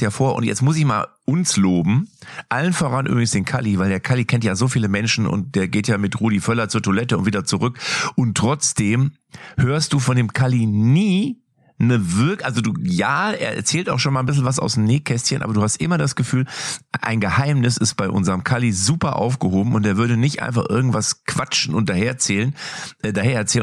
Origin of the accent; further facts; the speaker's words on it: Lippstadt, North Rhine-Westphalia, Germany; ich bin aus Lippstadt